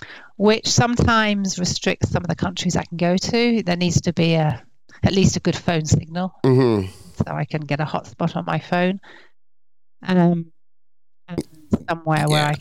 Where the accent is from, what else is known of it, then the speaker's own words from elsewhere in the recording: England, United Kingdom; moved away as an adult; now in France; But I grew up in England, okay. Hence the accent.